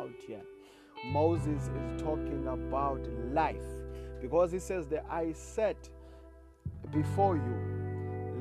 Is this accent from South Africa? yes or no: yes; South Africa; first language Xhosa; English is a second language; I am a Xhosa speaking guy from South Africa.